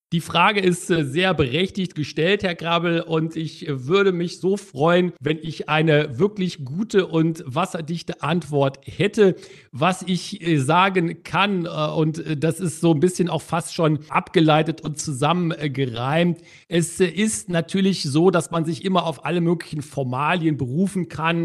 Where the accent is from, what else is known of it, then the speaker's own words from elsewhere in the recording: Germany; als Deutsche